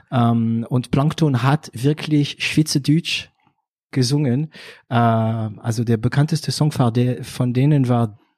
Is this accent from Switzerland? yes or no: no; northern France, France; Also ich komme aus Nordfrankreich. Das wissen meine Zuhörer, ähm, du aber noch nicht. Und ähm, theoretisch habe ich auch ein ganz schlimmen Dialekt.